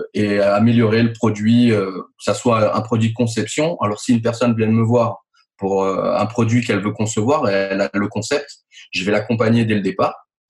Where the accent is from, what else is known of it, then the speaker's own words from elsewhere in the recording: Nice, Provence-Alpes-Côte d'Azur, France; je suis né à Nice Exactement. J'y vis depuis bah, très longtemps. Euh, j'ai fait mes études là-bas.